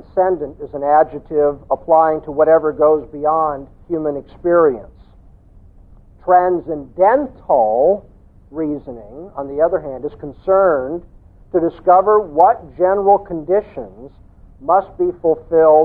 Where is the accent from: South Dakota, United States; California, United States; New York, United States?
California, United States; Southern; I come from Southern California